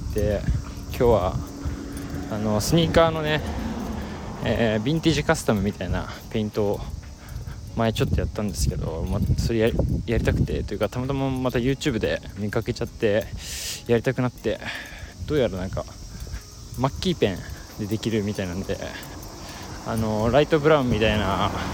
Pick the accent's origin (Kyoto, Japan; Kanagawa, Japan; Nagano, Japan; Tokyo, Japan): Kanagawa, Japan; Yokosuka; moved away; 僕は地元が神奈川県の横須賀横須賀市という場所